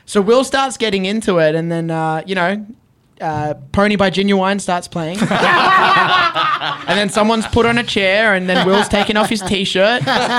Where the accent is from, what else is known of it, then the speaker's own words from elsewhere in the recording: Australia; And as an Australian, as a Filipino Australian, as someone from a place that they wouldn't anticipate to have a wrestling scene or a wrestling star